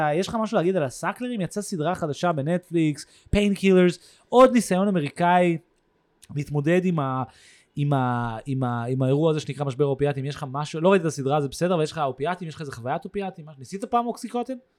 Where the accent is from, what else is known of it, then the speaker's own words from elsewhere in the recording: Tel Aviv, Tel Aviv District, Israel; also born or lived in New York, United States; now in Jaffa, Israel; אני גדלתי במרכז העיר